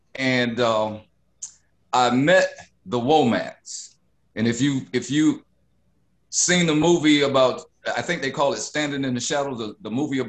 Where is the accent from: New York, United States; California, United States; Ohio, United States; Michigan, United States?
Michigan, United States; Detroit; moved away as an adult; also born or lived in East Point, Georgia; But I wound up in Detroit in 1964, moving from East Point, Georgia, which was a shock in itself.